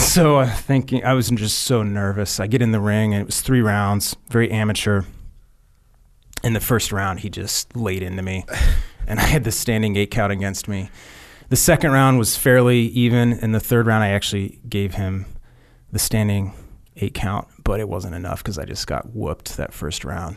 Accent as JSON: {"language": "English", "region": "Kansas", "country": "United States", "tie": "born or raised there", "said": "I'm born and raised in Kansas, fifth generation family farm."}